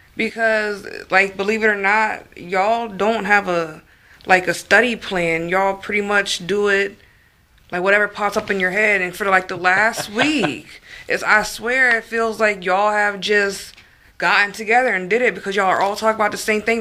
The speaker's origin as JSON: {"language": "English", "region": "Northern Virginia", "country": "United States", "said": "I'm from Northern Virginia"}